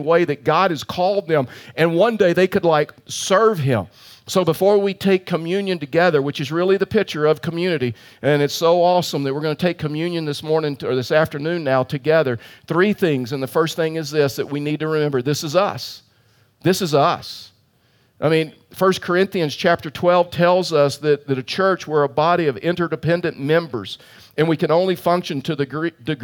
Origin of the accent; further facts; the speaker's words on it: Colorado, United States; I'm from Colorado